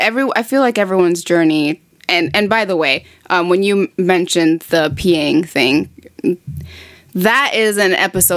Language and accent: English; East Coast, United States; I mean, technically speaking, we're both from the East Coast, like the East side of the United States.